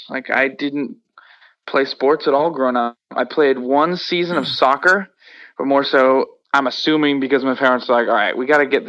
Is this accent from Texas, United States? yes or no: no; Worcester, Massachusetts, United States; But also growing up in Worcester obviously made the band because I met the people that also lived in Worcester